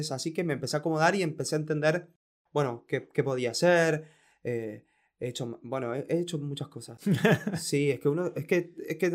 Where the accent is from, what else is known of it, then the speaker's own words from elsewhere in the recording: Quilmes, Buenos Aires Province, Argentina; moved away as an adult; now in Buenos Aires, Argentina; Bueno, a, ver, yo, yo a los 21 eh, me, me, mudé de, de, Quilmes a Capital.